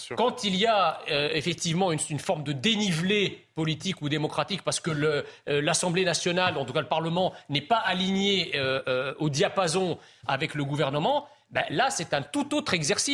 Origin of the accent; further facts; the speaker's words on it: France; je suis français, je suis d'origine étrangère